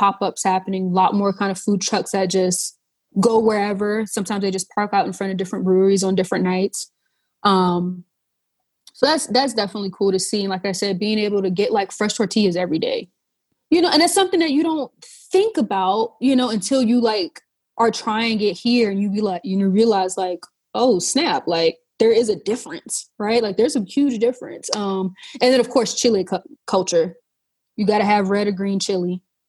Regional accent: Charleston, South Carolina, United States; And then growing up in the South, right? Growing up in Charleston, whereas like everything we do has some sort of food.

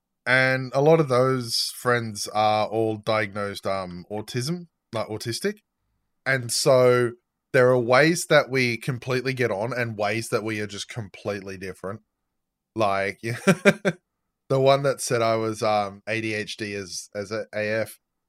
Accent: Australia; I'm Australian.

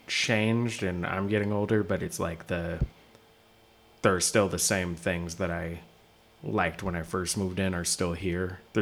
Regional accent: Seattle, Washington, United States; moved away; I'm from Seattle.

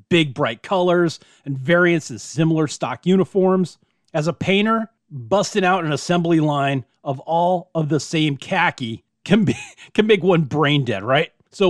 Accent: United States; I'm American.

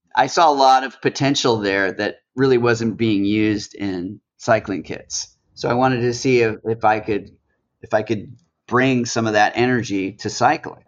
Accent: Los Angeles, California, United States; now in New York, United States; I grew up in Los Angeles

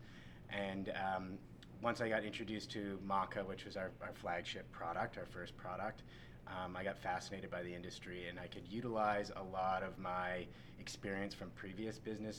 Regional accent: Canada; moved away as an adult; also born or lived in Los Angeles, United States; now in United States; I moved to the United States from Canada. I'm originally from Canada.

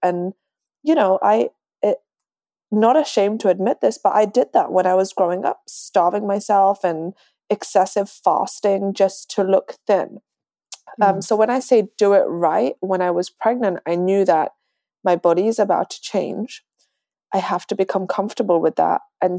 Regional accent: London, United Kingdom; moved away as an adult; now in Dallas, United States; I moved to Dallas, Texas from London. Slowly losing my accent, so I probably sound like a Texan already. I've been here for 5 years.

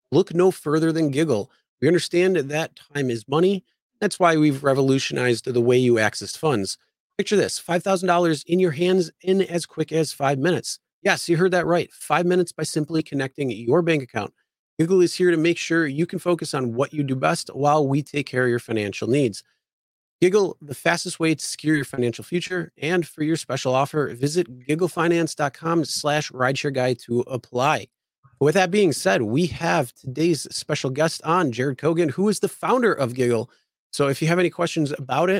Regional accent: New York, United States; It's my home state where I'm at now

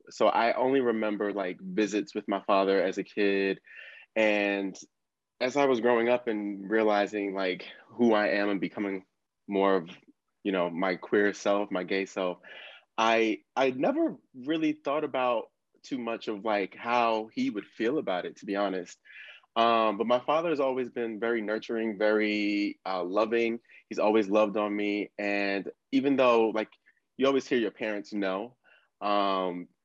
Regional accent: Buckingham County, Central Virginia, United States; also born or lived in Bronx, New York; now in New York City, United States; I was born in the Bronx, raised in Virginia, small small county called Buckingham in Central Virginia, nearest to Charlottesville. That's where people most um, are familiar with. And um, I live in New York. I live in Harlem.

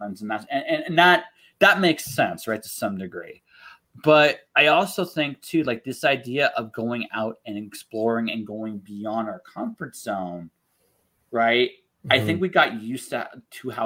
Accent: London, Ontario, Canada; now in Calgary, Canada; when I grew up in London, Ontario

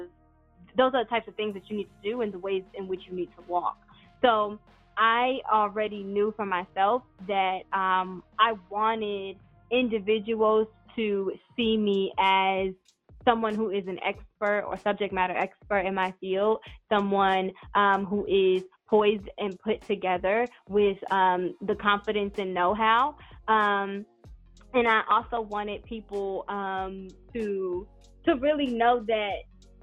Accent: Paterson, New Jersey, United States; accent: New Jersey; I'm originally from Paterson, New Jersey

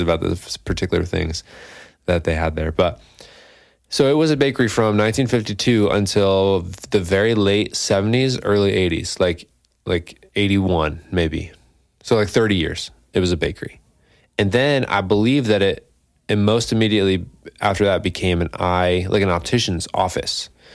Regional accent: Scotia, New York, United States; I'm from Scotia

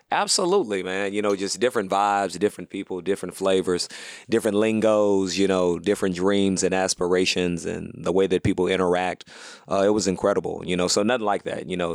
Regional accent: Houston, Texas, United States; also born or lived in Louisiana / Atlanta; now in Los Angeles, United States; I'm from Houston

